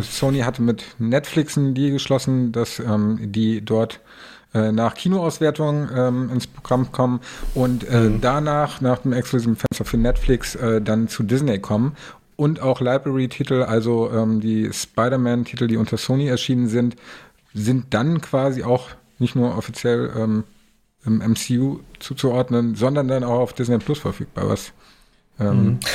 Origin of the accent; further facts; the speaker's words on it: Kassel, Hesse, Germany; moved away as an adult; now in Hamburg, Germany; in Kassel, also meine Heimat